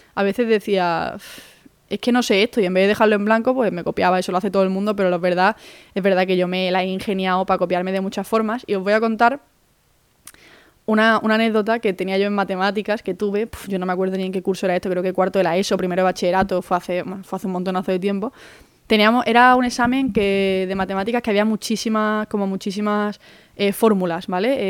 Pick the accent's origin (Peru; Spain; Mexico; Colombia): Spain; Málaga, Andalusia; moved away; also born or lived in Madrid; yo soy de Málaga, hago la selectividad de Andalucía